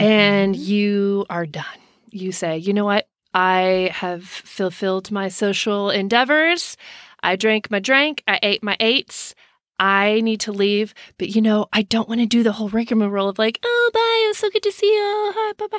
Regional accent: Texas, United States; I'm from Texas

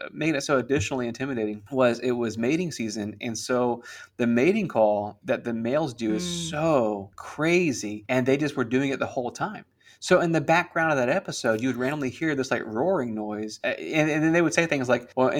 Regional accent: Central Florida, United States; we're from Central Florida

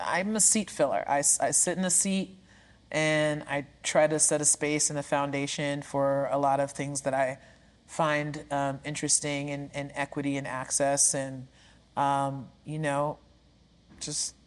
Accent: New York City, New York, United States; I am from Brooklyn, New York, born and raised in New York City.

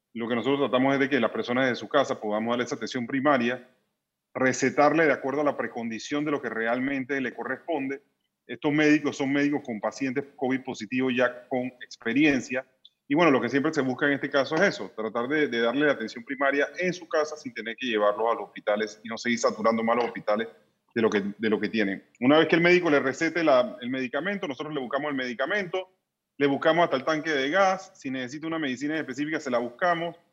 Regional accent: Panama; nosotros como panameños

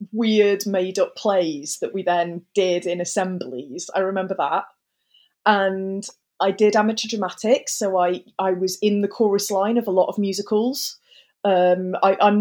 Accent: Staffordshire Moorlands, West Midlands, United Kingdom; also born or lived in Stoke-on-Trent; I'm from Staffordshire. So I grew up in the Moorlands, which most people, the easiest way for them to understand that is it's where Alton Towers is. As a teenager, I lived in the centre of Stoke-on-Trent.

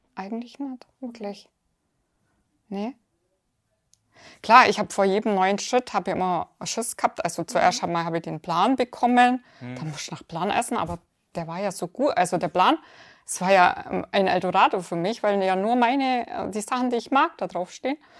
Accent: near Augsburg, Bavaria, Germany; aus in der Nähe von Augsburg

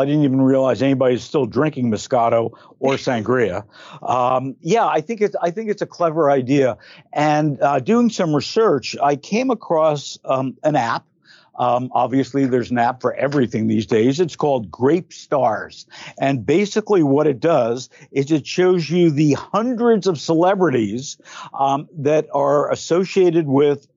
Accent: Belleville, New Jersey, United States; I grew up in Belleville, New Jersey.

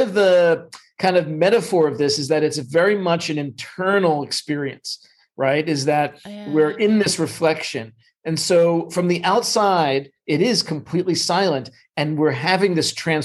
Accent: New York, United States; now in Los Angeles, United States; I'm originally from New York

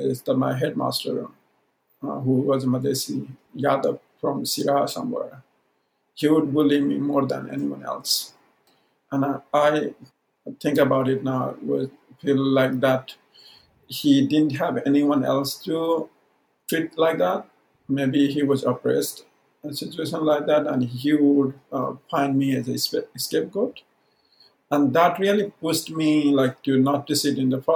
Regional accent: Udayapur district, Koshi Province, Nepal; first language Maithili; English is a second language; also born or lived in Saptari; I was really little when we moved to Udaipur. And that is Nepali-speaking community around. I come from Maithili-speaking community

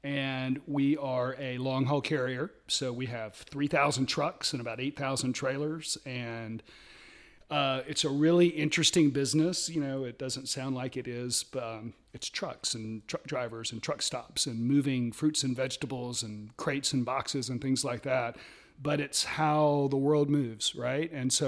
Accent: Athens, Georgia, United States; born there; I was born in Athens, which is interesting because that's, you know, University of Georgia.

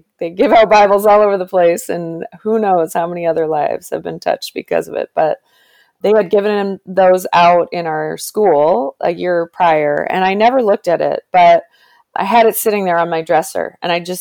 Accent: Toronto, Ontario, Canada; I did go to a Catholic school in Canada. I'm from Toronto

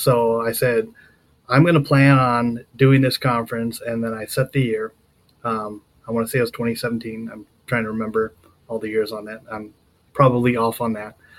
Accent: Southern California, United States; moved away; also born or lived in Colorado / Nevada / Maryland; I grew up down there

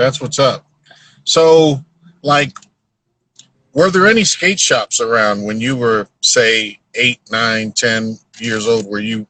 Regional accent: San Diego, California, United States; also born or lived in New York; Well, yeah, I grew up in New York, but once I turned 9, I went to Southern California, San Diego.

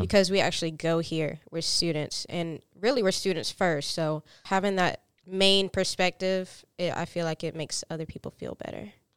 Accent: Fountain Inn, South Carolina, United States; I'm from a small town called Fountain Inn, South Carolina

